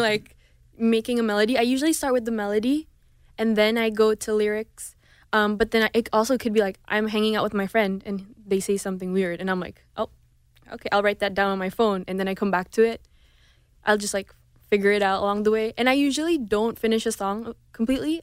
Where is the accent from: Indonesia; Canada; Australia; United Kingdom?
Indonesia; first language Indonesian; also born or lived in Houston; now in Los Angeles, United States; growing up in Indonesia, there's a lot of cultural differences